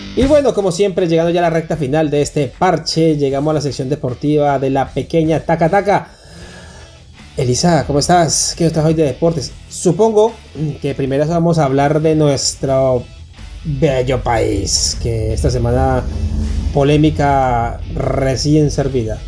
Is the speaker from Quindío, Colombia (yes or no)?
yes; Calarcá, Quindío, Colombia; Calarca es nuestro pueblo natal, de todos nosotros aquí, nacimos allá